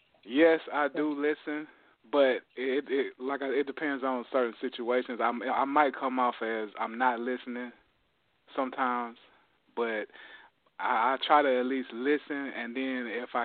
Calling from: Athens, Georgia, United States; I'm calling from Athens, Georgia.

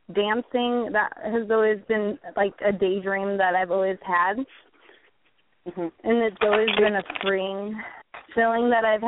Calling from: California, United States; From California.

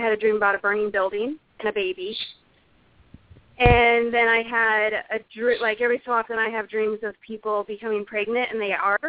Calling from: South Dakota, United States; I'm from South Dakota.

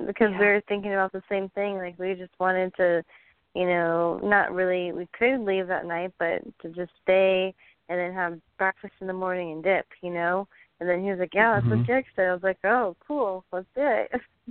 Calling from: Pensacola, Florida, United States

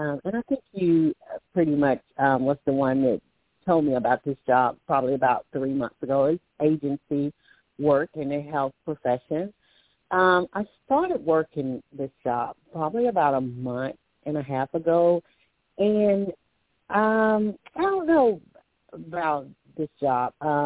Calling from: Alabama, United States; calling from Alabama.

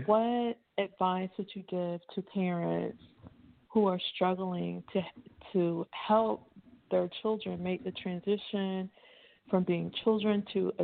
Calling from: Lakeland, United States; I'm calling from the Lakeland area

